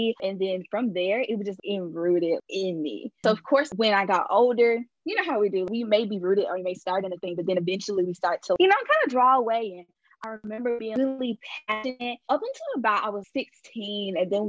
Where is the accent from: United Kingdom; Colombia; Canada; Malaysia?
Colombia; I'm from Colombia. Born and raised here.